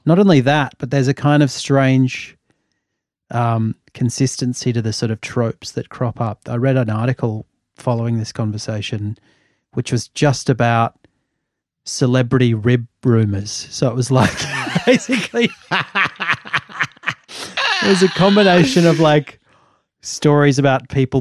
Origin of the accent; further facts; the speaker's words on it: Australia; like me, had grown up in Australia for the most part